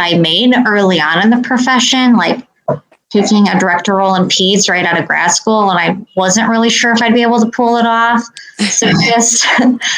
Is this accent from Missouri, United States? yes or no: no; Indiana, United States; I grew up in Indiana, being a Hoosier